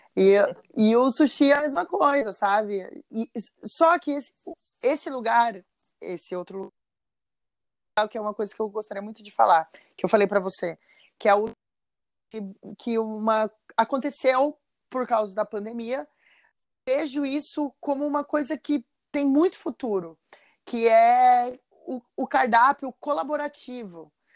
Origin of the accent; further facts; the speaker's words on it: São José dos Campos, São Paulo, Brazil; now in Florianópolis, Brazil; eu sou de São José dos Campos